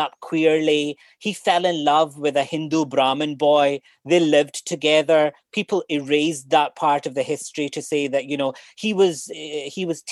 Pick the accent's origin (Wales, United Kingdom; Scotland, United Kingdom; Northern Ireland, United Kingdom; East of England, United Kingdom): Scotland, United Kingdom; Glasgow; accent: Scottish; moved away as an adult; now in Cork, Ireland; I grew up in a council estate in Glasgow